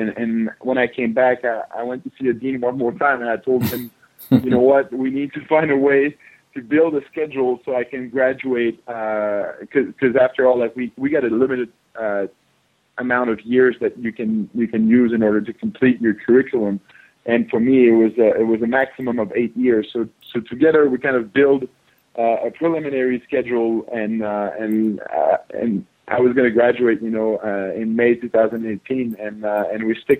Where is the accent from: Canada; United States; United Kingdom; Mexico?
Canada; Yeah, to be honest, like back in Canada, football is not as big as in the States. So growing up, I was playing a little bit of everyth